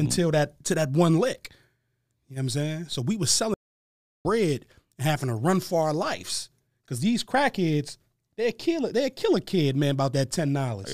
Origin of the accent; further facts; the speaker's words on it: Harrisburg, Pennsylvania, United States; I was born and raised in Harrisburg, Pennsylvania.